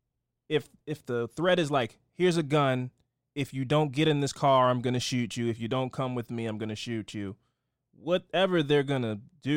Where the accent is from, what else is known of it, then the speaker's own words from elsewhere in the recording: Baltimore, Maryland, United States; I'm from Baltimore. I'm black.